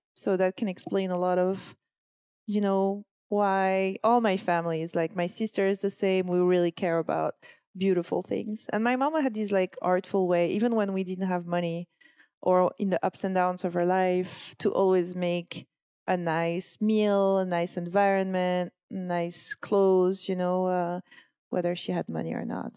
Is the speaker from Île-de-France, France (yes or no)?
no; Corsica, France; now in New York, United States; I come from Corsica